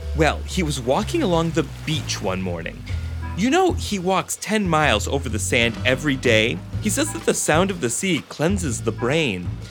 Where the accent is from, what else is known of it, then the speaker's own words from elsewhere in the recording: Buffalo, New York, United States; my hometown of Buffalo